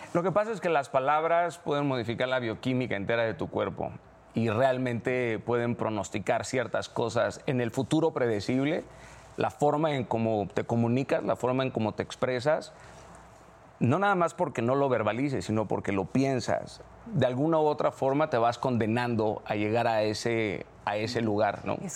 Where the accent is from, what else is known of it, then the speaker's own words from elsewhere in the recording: Mazatlán, Sinaloa, Mexico; haber crecido en donde crecí, en Mazatlán, Sinaloa